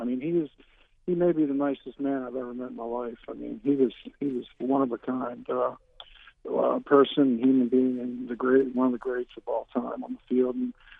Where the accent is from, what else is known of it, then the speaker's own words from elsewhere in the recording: Baltimore, Maryland, United States; moved away as an adult; now in Arkansas, United States; I was born and raised in Baltimore.